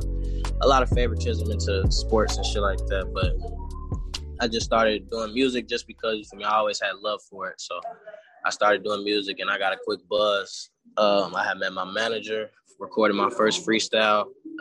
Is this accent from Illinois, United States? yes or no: yes; Chicago, Illinois, United States; I grew up in Chicago